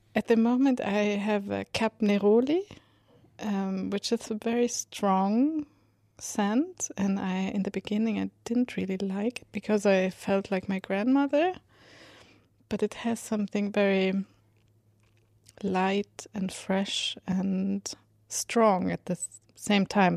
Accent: Sweden; I write music and I come from Sweden

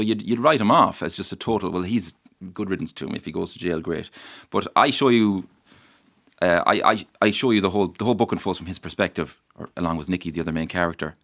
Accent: Mayo, Connacht, Ireland; the place I love where I'm from. Uh, I love my home, I love my hometown, I, I love my, my county

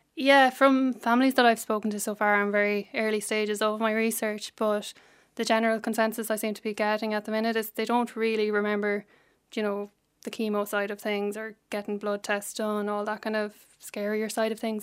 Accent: Cullohill, Laois, Ireland; I'm from Leash

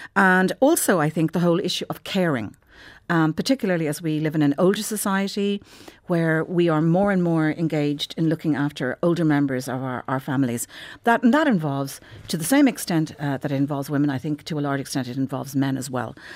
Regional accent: Ireland; for most people who regard themselves as Irish, we all kinda grew up, whether we were Catholics or whether we weren't, with the influence of the Catholic Church

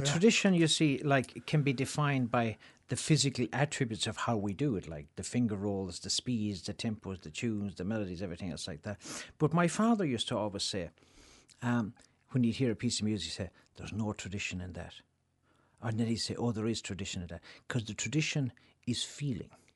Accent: Ireland; moved away as an adult; also born or lived in Chicago, United States

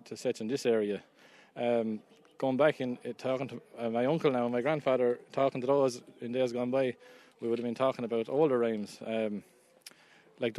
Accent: Duncormick, County Wexford, Leinster, Ireland; I'm from Little Greig in Duncormac here in County Wexford

